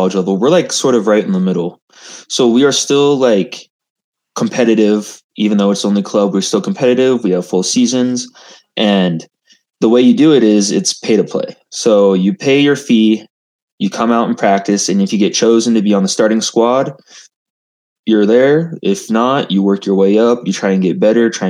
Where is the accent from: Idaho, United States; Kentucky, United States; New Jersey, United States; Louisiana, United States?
Idaho, United States; Boise; moved away as an adult; also born or lived in Ogden, Utah; now in Utah, United States; I'm originally from the Boise area. Graduated high school 2018